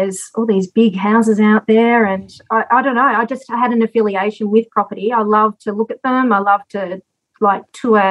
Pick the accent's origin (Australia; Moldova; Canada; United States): Australia; Rowville, Victoria; I grew up in a town called Roeville, which is about 10 minutes from Dandenong in Victoria.